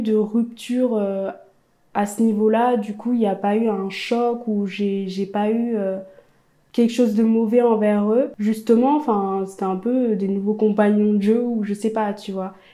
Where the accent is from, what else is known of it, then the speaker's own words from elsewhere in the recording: a small village in eastern France, France; also born or lived in Ethiopia; Donc à l'âge de 5 ans, je suis arrivée dans ma famille adoptive, dans un petit village dans l'est de la France